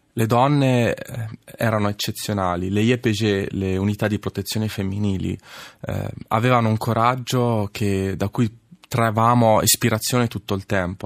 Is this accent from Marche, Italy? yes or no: yes; Senigallia, Marche, Italy; also born or lived in Casablanca, Morocco; sono nato a Casablanca da madre marocchina e padre italiano, padre ex-partigiano. E poi sono cresciuto a Senigallia